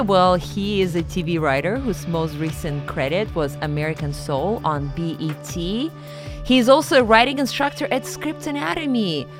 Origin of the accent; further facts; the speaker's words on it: Siberia, Russia; moved away; growing up in Siberia